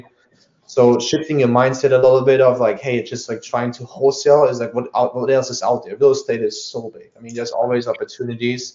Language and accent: English; Germany; accent: German; moved away; I was born in Germany.